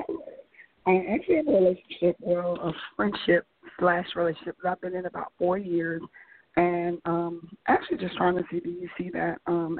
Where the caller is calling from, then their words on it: Atlanta, Georgia, United States; I'm calling from Atlanta, Georgia.